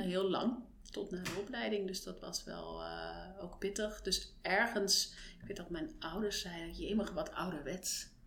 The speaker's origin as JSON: {"language": "Dutch", "town": "Frankfurt", "region": "Hesse", "country": "Germany", "tie": "born or raised there", "second_language": "Dutch", "moved": "as an adult", "lives_now": "Netherlands", "said": "Geboren en getogen in Duitsland, Frankfurt. Met 22 eh, ben ik naar Nederland gekomen voor de liefde"}